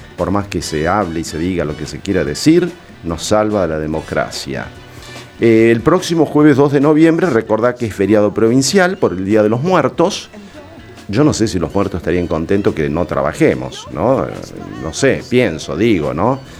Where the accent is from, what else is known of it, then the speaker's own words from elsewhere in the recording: Argentina; como argentino